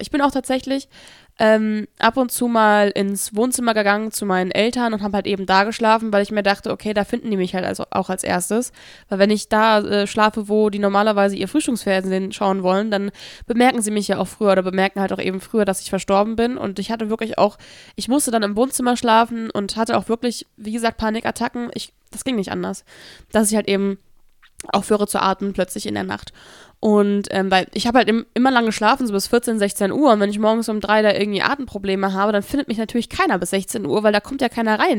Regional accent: Hesse area, Germany; wo ich herkomme, aus dem Raum Hessen

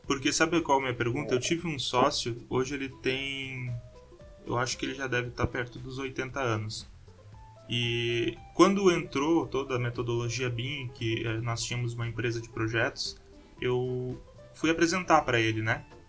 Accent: Porto Alegre, Rio Grande do Sul, Brazil; accent: gaúcho; now in São Carlos, Brazil; Eu sou de Porto Alegre.

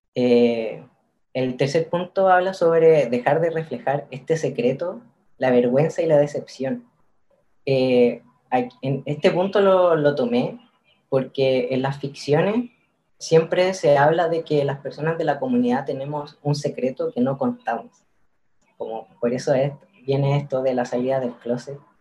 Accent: Curicó, Maule, Chile; moved away as an adult; now in Santiago, Chile; yo soy de Curicó, en Curicó el, tema sobre las disidencias casi no, se tocaba. Eh, en el colegio no

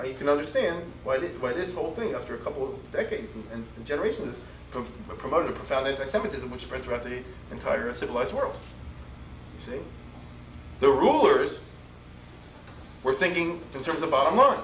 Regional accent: Baltimore, Maryland, United States; I'm from Baltimore.

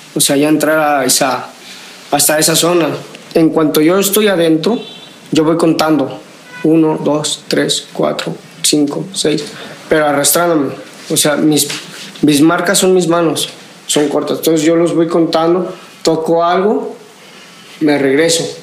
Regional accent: Guadalajara, Jalisco, Mexico; Vengo de Guadalajara, Jalisco

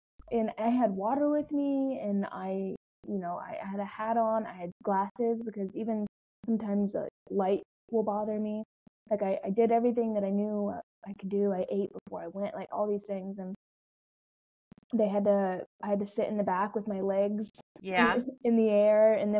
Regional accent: Florida, United States; I grew up in Florida, I used to ride horses in the middle of summer.

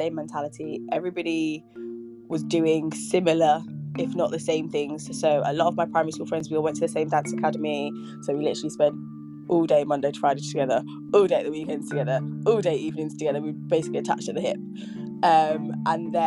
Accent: Nuneaton, West Midlands, United Kingdom; also born or lived in Nottingham; I was born in Nottingham, grew up in Nuneaton, spent most of my life in Nuneaton.

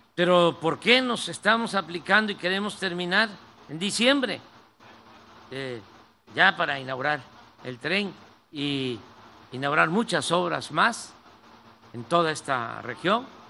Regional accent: Mexico

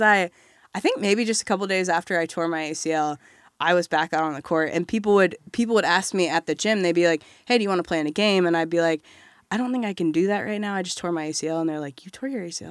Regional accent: Batesville, Indiana, United States; also born or lived in Bloomington, Indiana; I'm from Southeast Indiana in a small town called Batesville

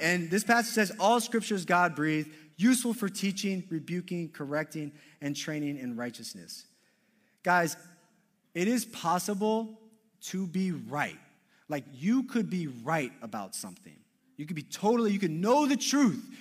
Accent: Maryland, United States; also born or lived in Madrid / Southern Connecticut; now in Connecticut, United States; I grew up in Maryland.

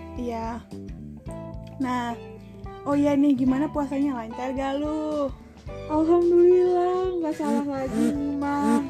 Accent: Bogor, West Java, Indonesia; Gua lahir di Bogor, tanggal tujuh Desember dua ribu empat

